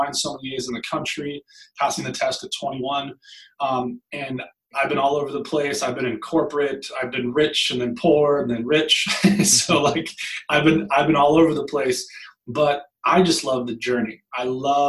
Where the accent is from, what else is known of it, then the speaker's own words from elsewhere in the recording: Long Beach, California, United States; I grew up in Long Beach, California, and was raised by a single mom